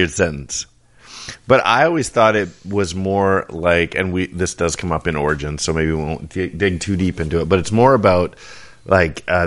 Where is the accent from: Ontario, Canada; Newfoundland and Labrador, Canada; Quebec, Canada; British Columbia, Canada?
British Columbia, Canada; Vancouver; I grew up in East